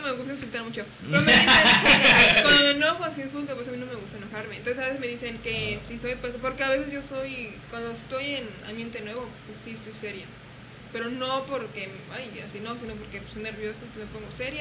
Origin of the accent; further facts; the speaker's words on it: Guanajuato, Mexico; moved away; yo soy de Guanajuato